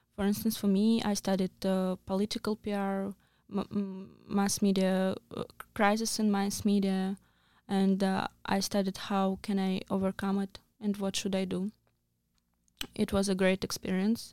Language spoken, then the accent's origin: English; Russia; moved away; I'm from Russia